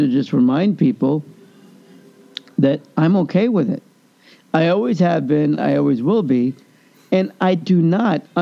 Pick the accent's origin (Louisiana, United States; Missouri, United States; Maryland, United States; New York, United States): Missouri, United States; Kansas City; moved away; I grew up in Kansas City